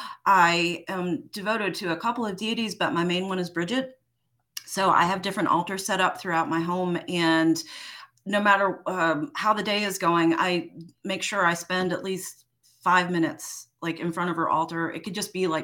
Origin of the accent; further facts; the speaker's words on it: New York City, New York, United States; I grew up in New York City, spent a lot of time in little like pocket parks in Central Park